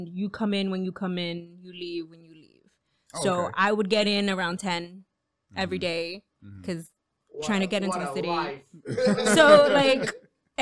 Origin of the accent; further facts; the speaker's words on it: New York City, New York, United States; I was born and raised in New York. I grew up in the East Village. Currently living in Queens